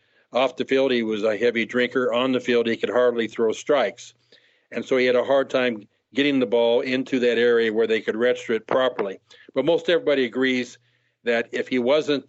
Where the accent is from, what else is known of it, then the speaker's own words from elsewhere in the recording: Los Angeles, California, United States; As a kid growing up in Los Angeles